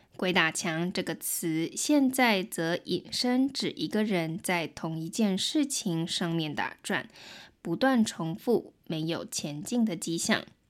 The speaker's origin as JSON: {"language": "Chinese", "country": "Taiwan", "first_language": "Mandarin Chinese", "said": "我是来自台湾的"}